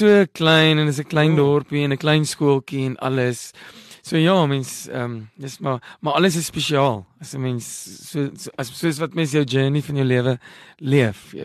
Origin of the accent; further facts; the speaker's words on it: Parys, Free State, South Africa; moved away; also born or lived in London, United Kingdom; ek het in Parys groot geword, die dorpie nie ver nie